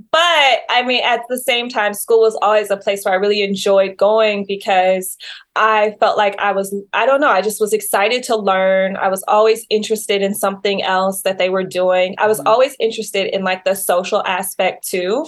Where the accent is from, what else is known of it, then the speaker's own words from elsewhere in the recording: Detroit, Michigan, United States; I grew up in Detroit, Michigan